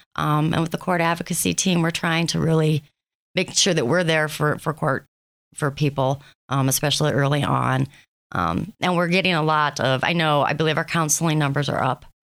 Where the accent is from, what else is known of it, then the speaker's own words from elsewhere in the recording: Thompson, Ohio, United States; now in Erie, United States; I am a transplant. I am originally from Thompson, Ohio